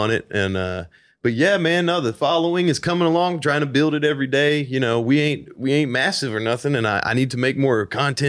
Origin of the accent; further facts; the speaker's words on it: Nashville, Tennessee, United States; I'm original artist from Nashville, Tennessee, baby.